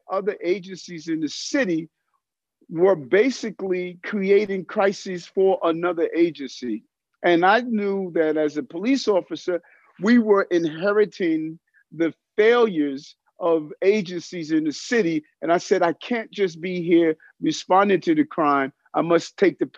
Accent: New York City, New York, United States; also born or lived in Brooklyn; I grew up in South Jamaica, Queens, born in Brooklyn

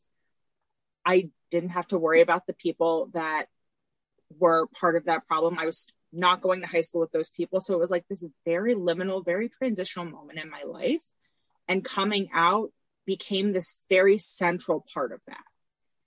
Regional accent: Tampa, Florida, United States; I'm from Tampa originally.

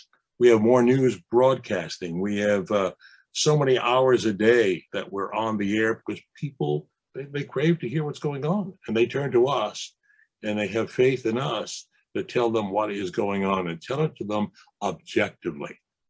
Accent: New York City, New York, United States; I've grown up here, a kid born and raised in the Bronx

